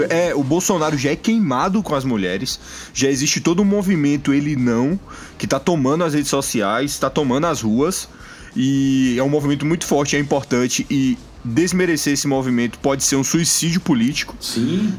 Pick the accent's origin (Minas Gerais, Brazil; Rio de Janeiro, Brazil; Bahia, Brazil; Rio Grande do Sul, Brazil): Bahia, Brazil; nós somos aqui, nós somos baianos